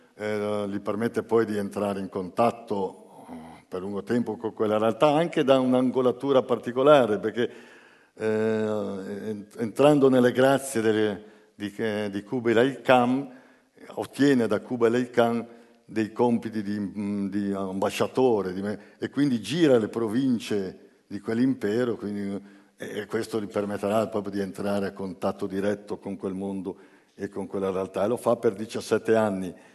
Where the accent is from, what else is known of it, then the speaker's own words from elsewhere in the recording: Genoa, Liguria, Italy; vengo da Genova e, e da 50 anni vivo a Genova